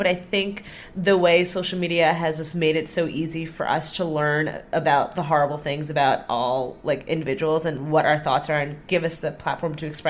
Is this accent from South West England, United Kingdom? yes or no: no; Neath, Wales, United Kingdom; hey guys, I'm from Neath.